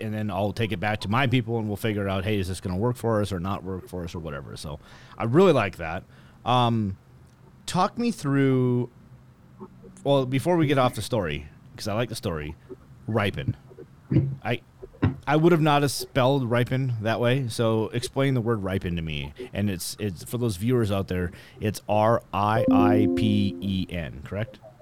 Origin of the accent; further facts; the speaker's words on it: North Dakota, United States; I'm actually from North Dakota